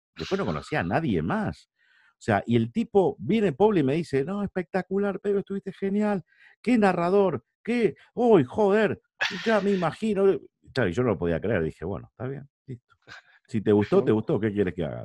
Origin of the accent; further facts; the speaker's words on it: San Nicolás de los Arroyos, Buenos Aires Province, Argentina; moved away as an adult; now in Madrid, Spain; donde vivíamos, ¿no? donde yo nací, que es San Nicolás de los Arroyos, en Argentina.